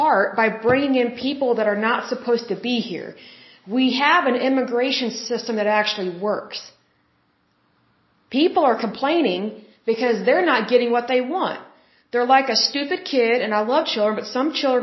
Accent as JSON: {"language": "English", "region": "Oklahoma", "country": "United States", "said": "I'm from Oklahoma and we're close to the border"}